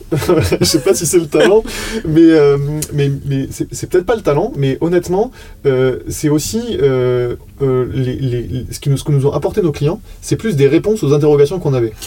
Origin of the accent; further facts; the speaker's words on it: France; on est français